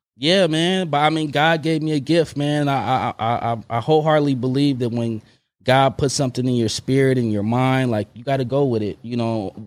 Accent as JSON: {"language": "English", "town": "Oakland", "region": "California", "country": "United States", "also_born_or_lived": "Long Beach / Emeryville", "moved": "as an adult", "said": "when I moved back from Long Beach to Oakland"}